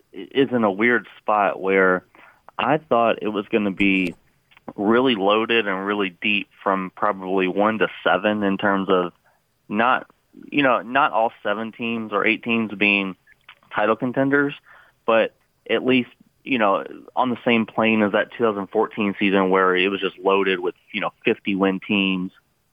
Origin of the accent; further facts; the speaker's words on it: Louisville, Kentucky, United States; where I'm from, Louisville, Kentucky.